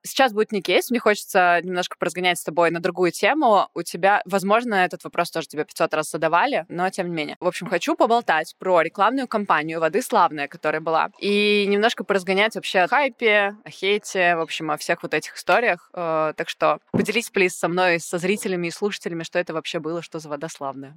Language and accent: Russian; Saint Petersburg, Russia; в Питере, в моем родном городе